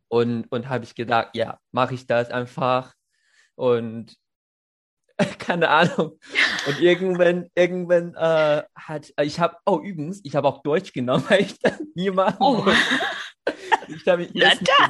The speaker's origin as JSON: {"language": "German", "country": "China", "second_language": "German", "moved": "yes", "said": "als eine Chinese"}